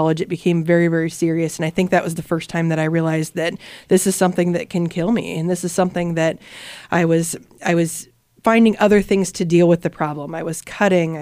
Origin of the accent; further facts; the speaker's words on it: Pella, Iowa, United States; I grew up in Pella